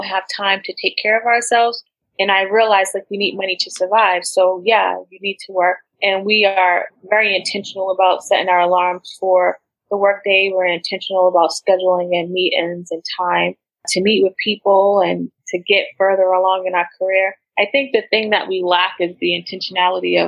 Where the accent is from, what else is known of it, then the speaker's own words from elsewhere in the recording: United States; I grew up in America